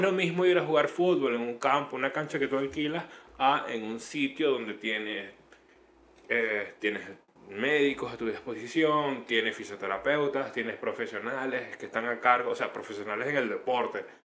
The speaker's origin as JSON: {"language": "Spanish", "country": "Venezuela", "also_born_or_lived": "Chile", "moved": "yes", "said": "todos los venezolanos"}